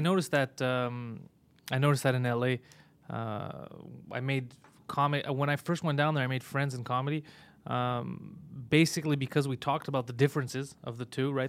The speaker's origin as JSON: {"language": "English", "town": "Montreal", "region": "Quebec", "country": "Canada", "said": "I'm from Montreal"}